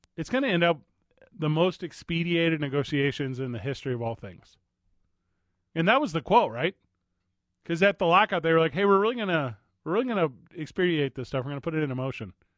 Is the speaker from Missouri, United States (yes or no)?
yes; St. Louis, Missouri, United States; now in Indianapolis, United States; from my hometown, Saint Louis, Missouri